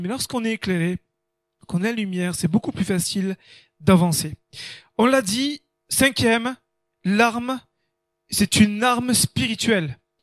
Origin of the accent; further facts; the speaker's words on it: France; nous on est français